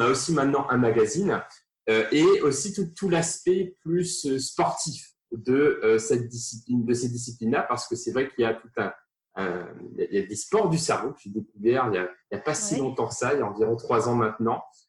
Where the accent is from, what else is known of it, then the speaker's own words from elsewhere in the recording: Réunion; moved away; je viens de, de l'île de la Réunion, la plus petite commune de l'île de la Réunion